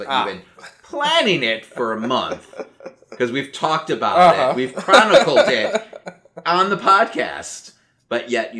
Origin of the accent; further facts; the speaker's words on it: Chicago, Illinois, United States; I being a Chicagoan, like, I'm used to, like, you know, having to trick-or-treat with a winter jacket on.